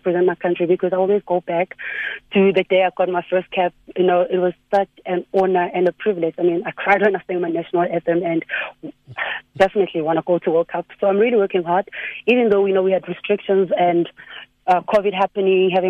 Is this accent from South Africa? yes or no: yes; South Africa; South African players